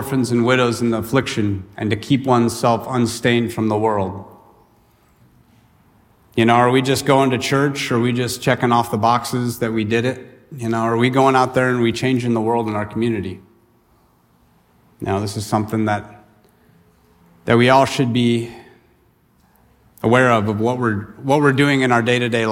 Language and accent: English; the Sierras, California, United States; I grew up in the Sierras, you know, it would get hot, triple digits, and the river that I went to was fed by the glacier out of Yosemite, in the Merced River